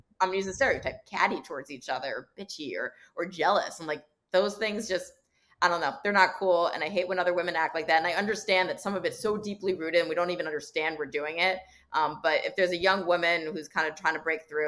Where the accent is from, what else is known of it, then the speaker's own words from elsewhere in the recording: Montclair, New Jersey, United States; now in Chicago, United States; I grew up in Montclair, New Jersey